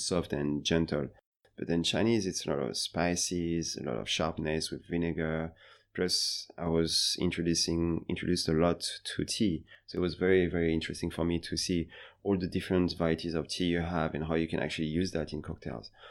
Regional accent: Paris, Île-de-France, France; moved away as an adult; also born or lived in Beijing, China; now in Seoul, South Korea; I'm from France, Paris, originally

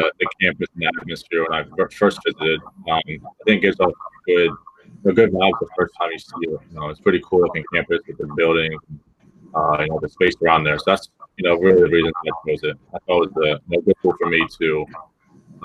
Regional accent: Wilmington, Delaware, United States; I'm from Wilmington, Delaware

